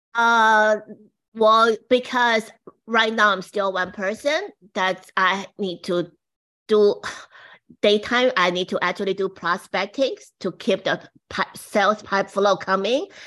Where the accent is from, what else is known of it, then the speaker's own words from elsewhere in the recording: Taiwan; now in United States; I came from Taiwan, and my mom was the very first woman brush it, say, the boutique to Taiwan in the sixties